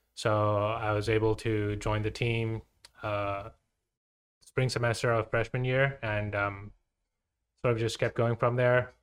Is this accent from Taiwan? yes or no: yes; Taiwan; moved away as an adult; also born or lived in Vienna, Austria; I'm from Taiwan, watched baseball